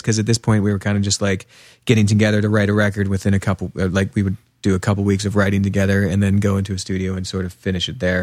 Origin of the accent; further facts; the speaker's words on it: Pennsylvania, United States; also born or lived in New York; now in Portland, United States; He and I grew up together in Pennsylvania, just a couple hours west of here.